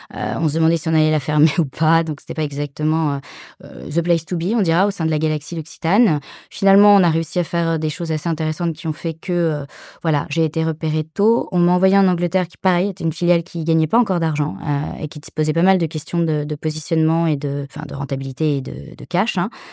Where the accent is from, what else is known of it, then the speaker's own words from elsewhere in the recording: Paris suburbs, Île-de-France, France; moved away as an adult; also born or lived in Latin America; moi je suis française, née à Paris, j'ai grandi en banlieue parisienne